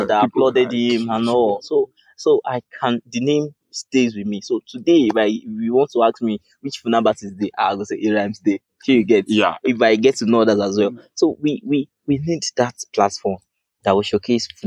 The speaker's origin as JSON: {"language": "English", "region": "Lagos", "country": "Nigeria", "said": "I'm from Lagos"}